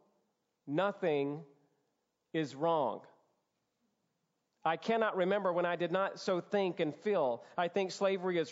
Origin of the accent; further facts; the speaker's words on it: Georgia, United States; as a Southern boy, born and raised in Georgia